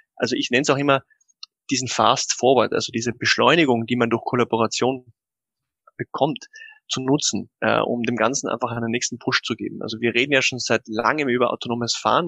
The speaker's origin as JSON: {"language": "German", "country": "Austria", "said": "bei uns in Österreich"}